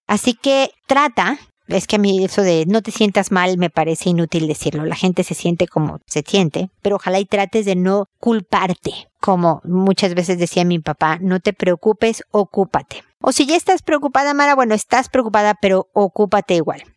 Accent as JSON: {"language": "Spanish", "country": "Mexico", "said": "como lo decimos en México, en mi tierra"}